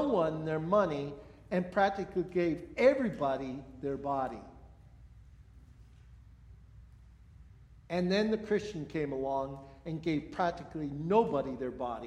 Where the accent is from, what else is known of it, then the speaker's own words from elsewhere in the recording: United States; also born or lived in Colville; being American